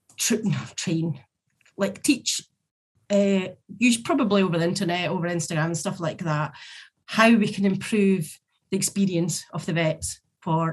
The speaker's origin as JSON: {"language": "English", "region": "Scotland", "country": "United Kingdom", "said": "we're Scottish"}